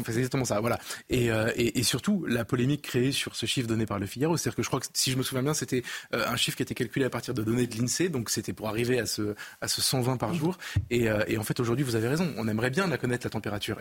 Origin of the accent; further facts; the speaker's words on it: Avignon, Provence-Alpes-Côte d'Azur, France; je viens d'Avignon